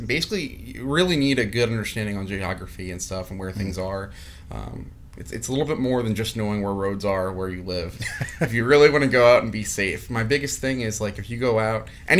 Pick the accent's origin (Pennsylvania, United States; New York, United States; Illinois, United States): Pennsylvania, United States; Mertztown; I grew up in Mertztown